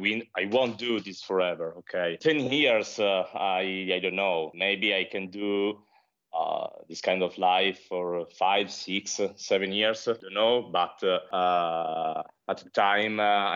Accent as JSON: {"language": "English", "country": "Italy", "tie": "born or raised there", "said": "related to pollution in my hometown"}